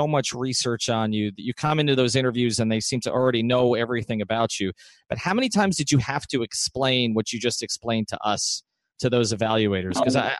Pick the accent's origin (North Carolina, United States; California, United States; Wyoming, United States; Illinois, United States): North Carolina, United States; Charlotte; Growing up in Charlotte, the two pro teams there, the basketball and football teams, are relatively young, right?